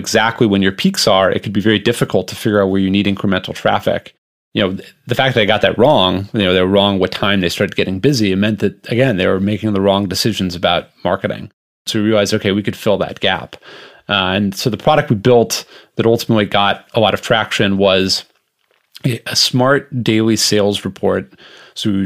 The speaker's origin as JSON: {"language": "English", "town": "Los Angeles", "region": "California", "country": "United States", "tie": "born or raised there", "said": "I grew up in Los Angeles in a restaurant family."}